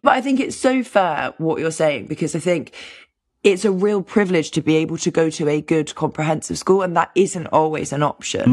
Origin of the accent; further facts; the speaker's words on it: London, United Kingdom; I grew up in London